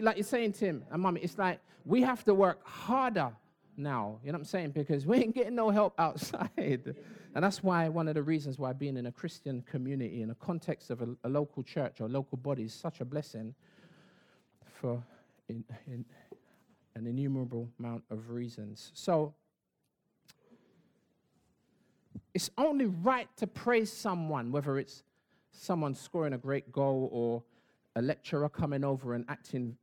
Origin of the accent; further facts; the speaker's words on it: London, United Kingdom; I used to live in East Dulwich